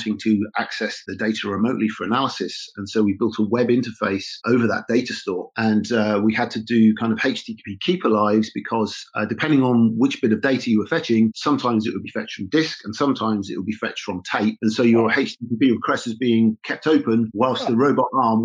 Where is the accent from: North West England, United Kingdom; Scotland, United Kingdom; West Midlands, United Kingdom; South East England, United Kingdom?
South East England, United Kingdom; Oxfordshire; Rutherford Appleton Laboratories, which is near my hometown in Oxfordshire